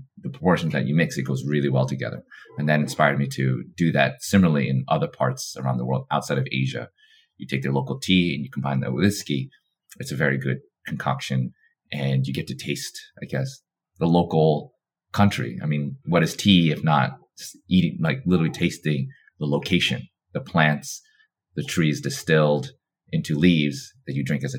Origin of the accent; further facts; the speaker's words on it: New York, United States; having been born and raised in New York